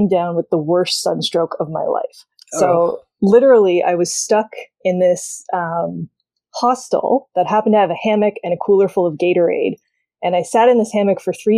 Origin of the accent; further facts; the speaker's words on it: Canada; also born or lived in Toronto; I am a Canadian. I live in Toronto